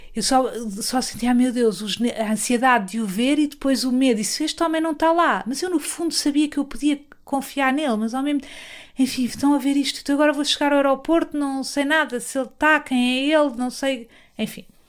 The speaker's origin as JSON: {"language": "Portuguese", "country": "Portugal", "said": "eu sou, sou, de Portugal"}